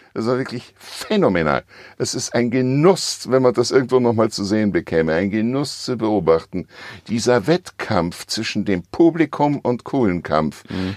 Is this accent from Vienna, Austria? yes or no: yes; Vienna, Austria; moved away as an adult; now in Switzerland; ich vermisse natürlich meine Heimat Wien